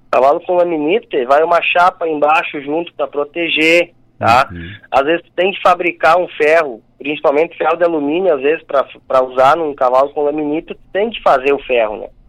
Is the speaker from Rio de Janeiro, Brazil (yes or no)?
no; Rio Grande do Sul, Brazil; born or raised there